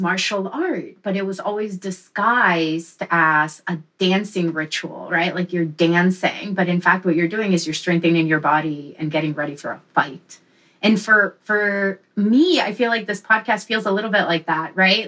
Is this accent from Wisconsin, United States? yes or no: yes; Wisconsin, United States; also born or lived in Mexico; I'm originally from Mexico. Grew up in Wisconsin